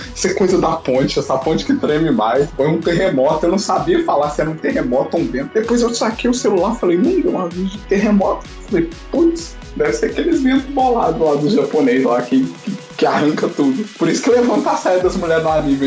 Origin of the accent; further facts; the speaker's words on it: Brazil; moved away; eu sou brasileiro